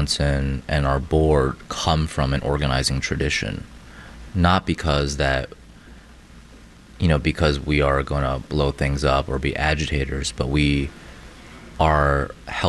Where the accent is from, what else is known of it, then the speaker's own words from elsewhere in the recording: China; now in Chicago, United States; I was born in China, raised by amazing women in my life